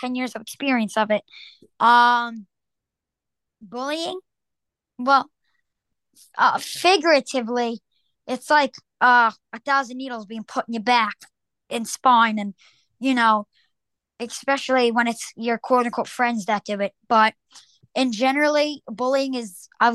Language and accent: English; Long Island, New York, United States; New Yorker. I'm from Long Island